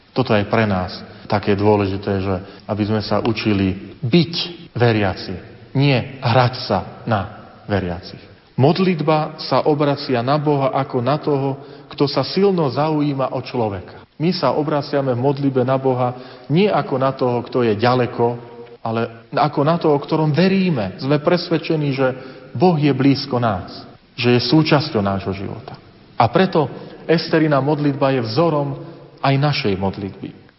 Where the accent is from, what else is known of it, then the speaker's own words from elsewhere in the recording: Slovakia; Hrdosť na to, nielen, že som Slovák, ale hrdosť na to, že som veriaci človek.